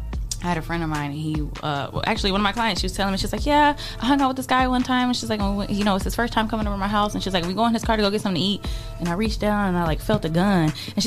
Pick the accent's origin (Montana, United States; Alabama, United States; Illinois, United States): Illinois, United States; Chicago; now in Toledo, United States; I'm from Chicago.